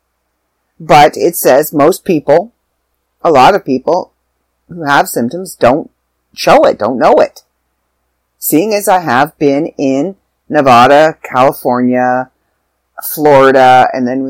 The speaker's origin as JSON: {"language": "English", "country": "Canada", "tie": "born or raised there", "said": "I'm back in Canada. I'm back in my hometown."}